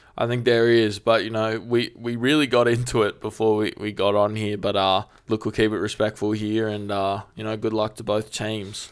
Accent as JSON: {"language": "English", "region": "Queensland", "country": "Australia", "said": "as a Queenslander"}